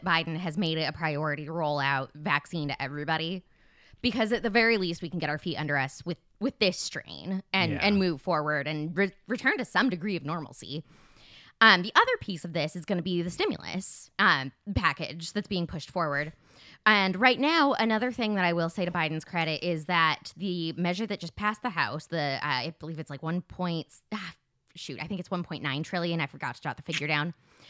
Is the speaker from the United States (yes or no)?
yes; Arizona, United States; Kyrsten Sinema, who's a bad senator from my home state of Arizona, a Democrat.